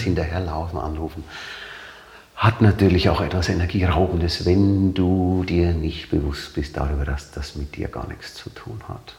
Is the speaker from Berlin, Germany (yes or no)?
no; Nuremberg, Bavaria, Germany; accent: bayerisch; moved away as an adult; also born or lived in Leipzig; now in Hamburg, Germany; Ich bin Nürnberger. Mhm. Mein Vater ist zwar Ungar, mhm. aber äh, in Nürnberg definitiv äh, mhm. groß geworden, aufgewachsen